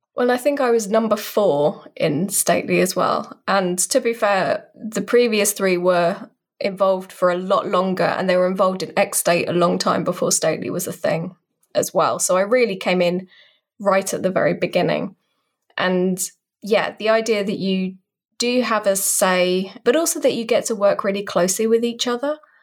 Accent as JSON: {"language": "English", "country": "United Kingdom", "said": "I'm a British person, in case you couldn't tell by the accent"}